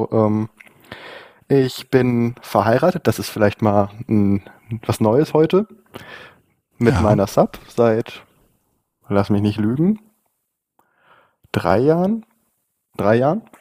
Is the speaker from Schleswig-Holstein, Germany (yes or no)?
no; Baden-Württemberg, Germany; Ich komme aus der Region Baden-Württemberg, so Ecke Heidelberg, Mannheim noch ist in der Nähe.